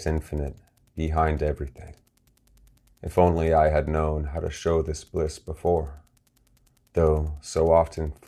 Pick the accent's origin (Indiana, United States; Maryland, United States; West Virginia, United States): West Virginia, United States; Martinsburg; my hometown of Martinsburg, West Virginia here